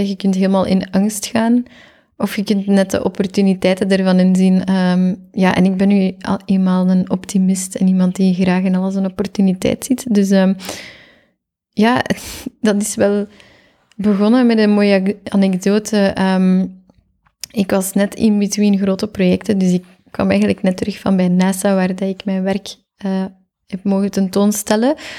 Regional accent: Geraardsbergen, Flanders, Belgium; also born or lived in Zottegem; now in Antwerp, Belgium; Ik ben oorspronkelijk van Oppasselt. Niemand kent dat. Dat ligt in Gerardsbergen

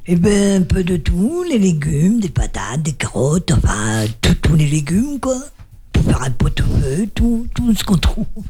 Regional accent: Brest, Brittany, France; Brest, c'est ma, c'est ma ville natale où j'ai passé mon enfance

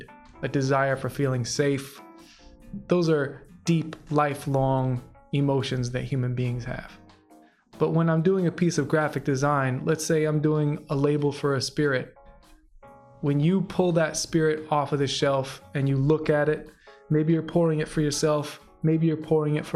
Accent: Atlanta, Georgia, United States; moved away as an adult; also born or lived in Chicago, Illinois / Indiana / Athens, Georgia; now in Bay Area, United States; I was born in Chicago, Illinois. And then my dad got transferred to Atlanta, Georgia. So I ended up living in Atlanta from third grade until I finished high school

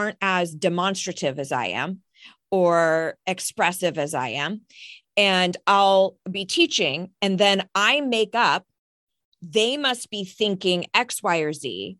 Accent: Ireland; I'm Irish as well

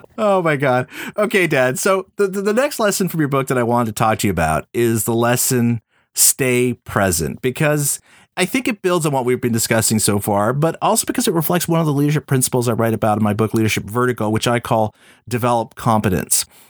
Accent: Montreal, Quebec, Canada; we both went to McGill here in my hometown, Montreal

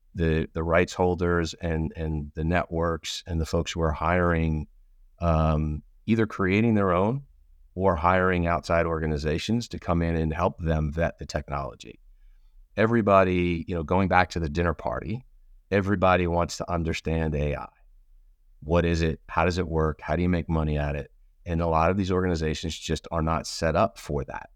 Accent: outside of Philadelphia, Pennsylvania, United States; I grew up outside of Philadelphia

